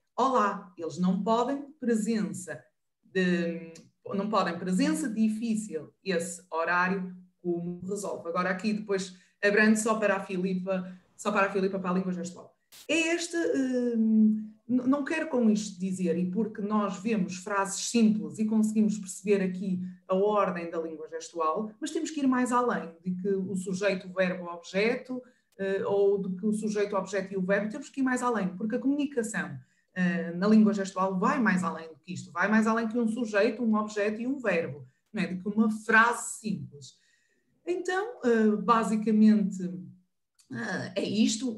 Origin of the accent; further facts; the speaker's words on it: the North, Northern Portugal, Portugal; Eu sou do Norte